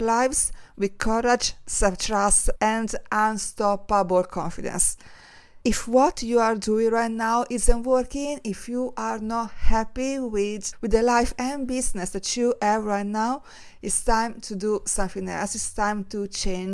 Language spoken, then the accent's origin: English; Italy; now in London, United Kingdom; Growing up in Italy